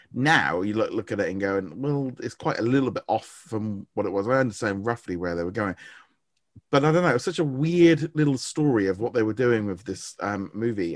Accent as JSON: {"language": "English", "country": "United Kingdom", "said": "I'm British"}